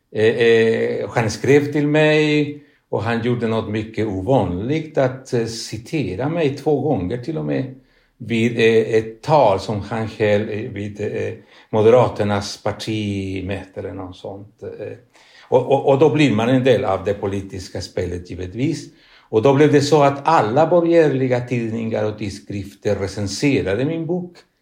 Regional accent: Chile; Swedish is a second language; moved away as an adult; also born or lived in Spain; now in Sweden; jag kom från Sydamerika, från Chile.

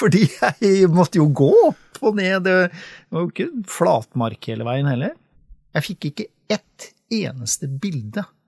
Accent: Sarpsborg, Østfold, Norway; now in Sørumsand, Norway; jeg er oppvokst i Sarpsborg

